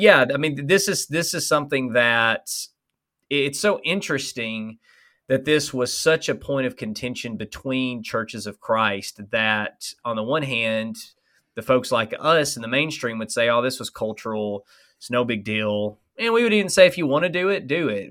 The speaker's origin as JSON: {"language": "English", "region": "Alabama", "country": "United States", "accent": "Alabama", "said": "my Alabama accent"}